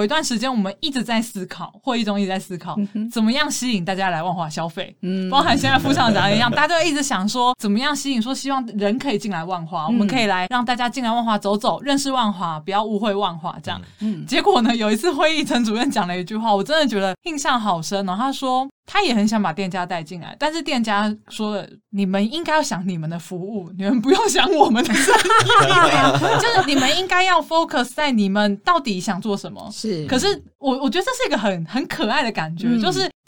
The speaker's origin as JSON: {"language": "Chinese", "region": "Taipei", "country": "Taiwan", "said": "身为台北人的我"}